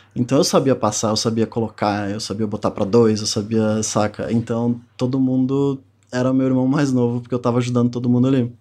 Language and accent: Portuguese; Ceará, Brazil; also born or lived in Rio Grande do Sul; eu tinha oito anos que a gente se mudou do Rio Grande do Sul pro Ceará